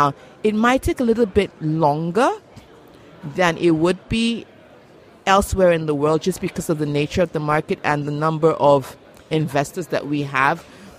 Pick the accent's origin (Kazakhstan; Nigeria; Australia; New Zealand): Nigeria; So I'm Nigerian and I work in the Nigerian market.